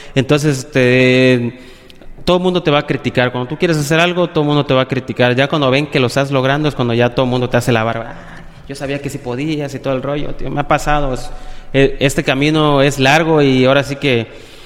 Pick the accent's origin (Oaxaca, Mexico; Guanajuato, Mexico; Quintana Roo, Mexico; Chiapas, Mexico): Quintana Roo, Mexico; Playa del Carmen; also born or lived in Cancún / Tabasco; yo nací en Cancún, actualmente y casi toda mi vida he vivido en aquí en Playa del Carmen, solo nací en Cancún, eh, mis papás son de Tabasco